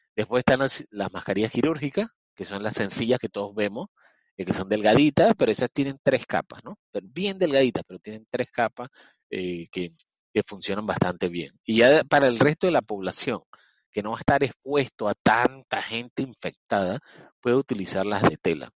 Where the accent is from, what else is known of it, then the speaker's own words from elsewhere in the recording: Panama; Yo estoy ahorita mismo en Panamá